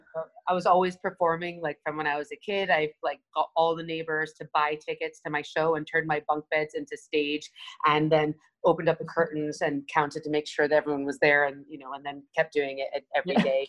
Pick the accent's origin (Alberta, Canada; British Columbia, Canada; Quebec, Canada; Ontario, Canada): Quebec, Canada; Montreal; I was brought up in Montreal, Canada, uh, place, a little suburb area called Côte Saint Luc